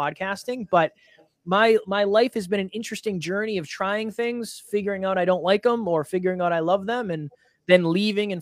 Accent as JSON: {"language": "English", "town": "Uxbridge", "region": "Massachusetts", "country": "United States", "tie": "born or raised there", "also_born_or_lived": "Milford, Massachusetts", "moved": "as an adult", "lives_now": "New Hampshire, United States", "said": "I was born in Milford, Massachusetts. I was raised in Uxbridge, Massachusetts. I now live in New Hampshire"}